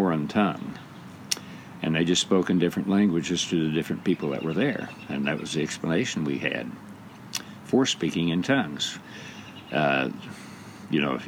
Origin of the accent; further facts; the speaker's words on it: Monett, Missouri, United States; I was raised in the First Southern Baptist Church in Monette, Missouri at 4th and Broadway. That's where I attended church from the time I was born until I went to college.